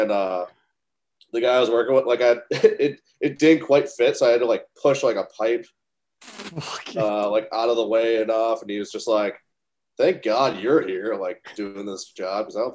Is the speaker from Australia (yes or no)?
no; Wisconsin, United States